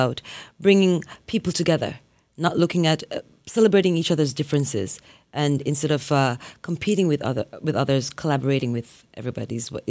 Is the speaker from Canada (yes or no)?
no; Jamaica; Well, I grew up in Jamaica with my grandparents, and they were strict Christians, so they had me in the church singing in the choir from I was about three, four years old